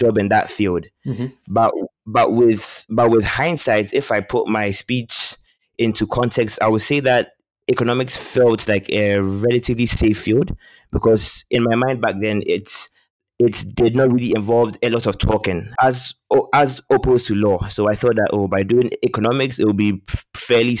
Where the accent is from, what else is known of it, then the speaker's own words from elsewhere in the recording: Ghana; moved away as an adult; also born or lived in London, United Kingdom / Midwest, United States; I was born in London, but I'm actually from Ghana. So I left the UK when I was 3, and then I moved back to Ghana where I did most of my schooling.